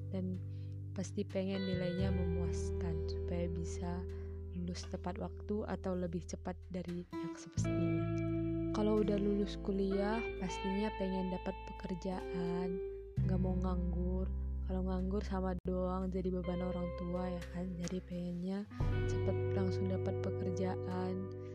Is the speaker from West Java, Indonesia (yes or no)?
no; Berastagi, North Sumatra, Indonesia; saya berasal dari Sumatera Utara, tepatnya Tanah Karo, Prestagi